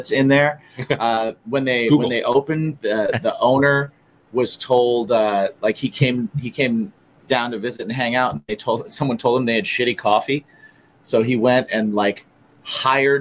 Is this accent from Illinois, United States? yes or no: no; Indiana, United States; moved away; I'm from Indiana